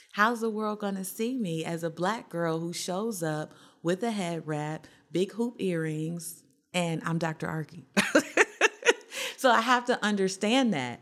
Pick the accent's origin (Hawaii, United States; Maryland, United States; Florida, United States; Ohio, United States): Ohio, United States; I'm from Ohio